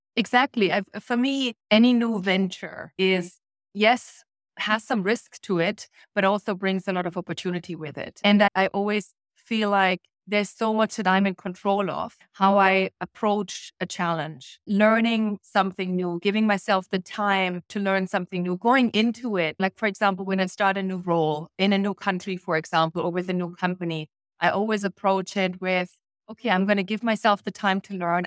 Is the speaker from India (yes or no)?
no; Germany; moved away as an adult; I grew up in East Germany